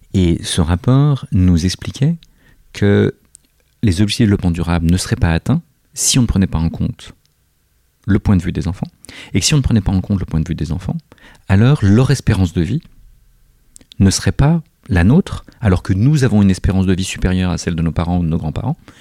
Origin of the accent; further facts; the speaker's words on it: Corsica, France; je suis corse